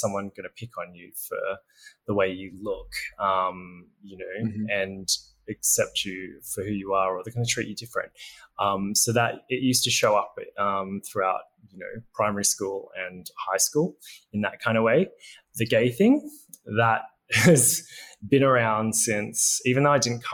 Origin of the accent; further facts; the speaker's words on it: Berry, New South Wales, Australia; moved away; also born or lived in Nowra; navigating life in a, you know, relatively country town on the south coast.